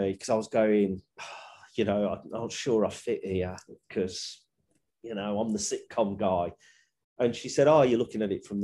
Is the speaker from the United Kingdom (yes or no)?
yes; Birmingham, West Midlands, United Kingdom; accent: Brummie